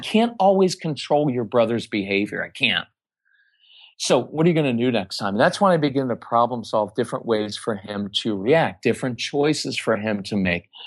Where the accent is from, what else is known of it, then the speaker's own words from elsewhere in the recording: Texas, United States; we're from Texas